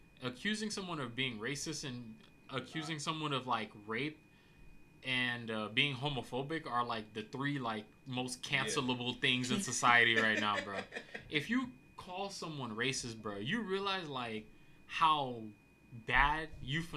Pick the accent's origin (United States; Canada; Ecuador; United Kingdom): United States; I'm an American